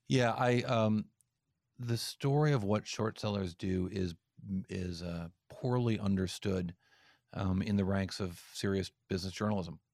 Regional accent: East Coast, United States; I'm from the East Coast

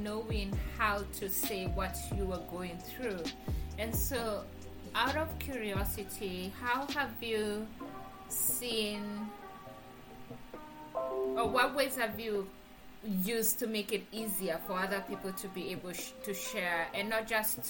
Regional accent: Kenya; moved away as an adult; now in United States; I'm from Kenya and I'm in the US for school.

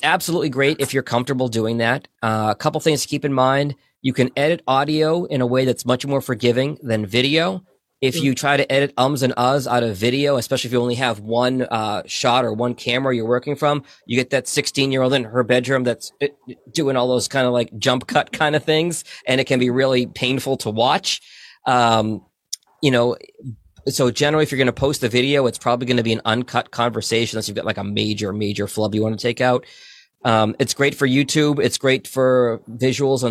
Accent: Boston, Massachusetts, United States; now in Michigan, United States; I grew up in Boston.

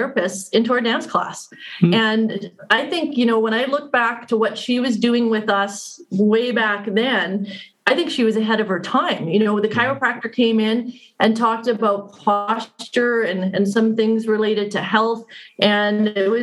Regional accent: Saskatoon, Saskatchewan, Canada; I grew up here in Saskatoon, so I've kind of gone full circle, left and came back

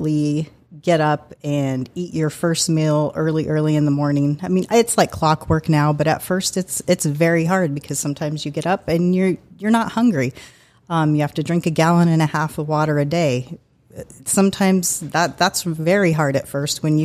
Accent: Salida, Colorado, United States; moved away as an adult; I grew up in a small little mountain town called Salida, Colorado

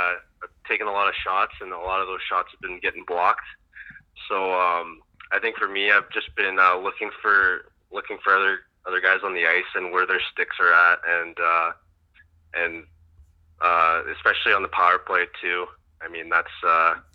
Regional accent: Canada; I'm Canadian.

